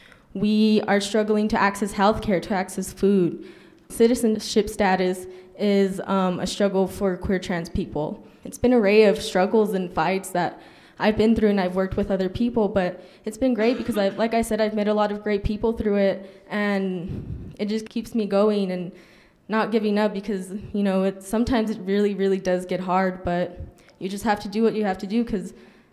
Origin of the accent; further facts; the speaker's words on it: El Paso, Texas, United States; moved away as an adult; now in Albuquerque, United States; So I'm originally from El Paso, Texas, but I did move to Albuquerque for college.